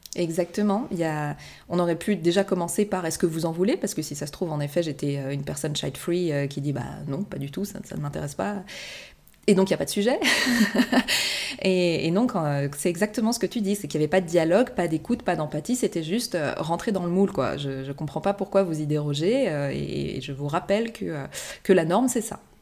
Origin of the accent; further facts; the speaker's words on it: France; first language French; moved away as an adult; also born or lived in Japan; à mon retour en France aussi, je pense que le fait de, baigner, dans, de baigner de nouveau dans ma langue maternelle